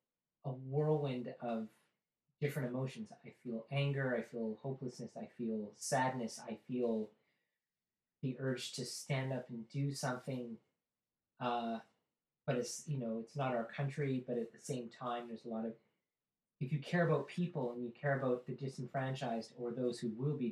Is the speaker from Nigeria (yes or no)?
no; Canada; up here in the landscape and how we have a tenth of the population, an even bigger land mass.